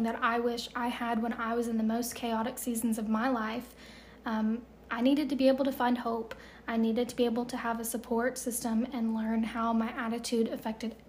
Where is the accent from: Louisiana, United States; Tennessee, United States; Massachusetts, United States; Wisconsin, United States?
Tennessee, United States; Chattanooga; I was born and raised in Chattanooga, Tennessee